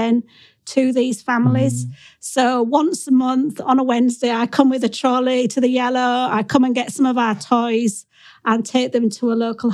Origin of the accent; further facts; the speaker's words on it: Yorkshire and the Humber, United Kingdom; moved away as an adult; also born or lived in Brent, London; now in London, United Kingdom; I am not born and bred in Brent. I'm from North Yorkshire, from a sheep farm, and I came down to London in the late 1980s to teach.